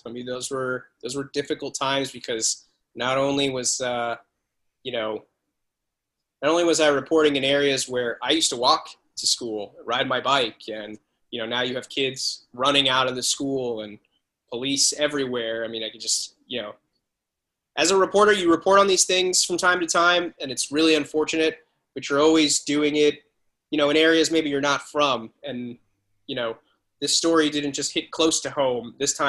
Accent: Parkland, Florida, United States; moved away; that is my hometown.

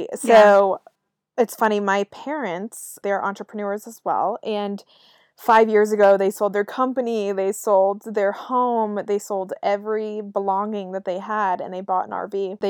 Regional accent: Raleigh, North Carolina, United States; You know, I'm from Raleigh, North Carolina

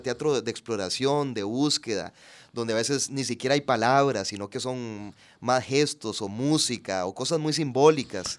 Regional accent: Puntarenas, Costa Rica; also born or lived in San José, Costa Rica; yo nací en San José, pero ya a los pocos días me, me fui a Punta Arenas y, y ahí ahí me, crié, ahí hice la escuela, el colegio.

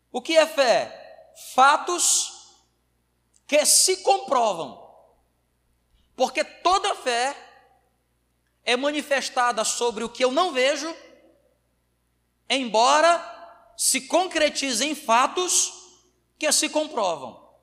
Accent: Ceará, Brazil; moved away; also born or lived in interior of São Paulo; Eu sou lá do Ceará

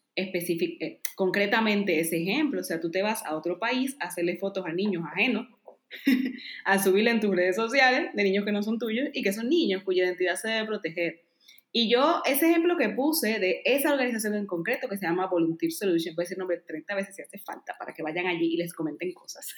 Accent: Dominican Republic; now in Spain; todos mis amigos y familia en Dominicana tenían trabajo

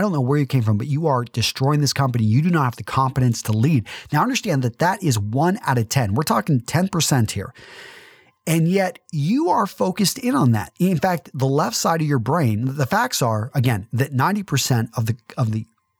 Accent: Midland, Texas, United States; For some of you that know that I'm a conservative from Midland, Texas

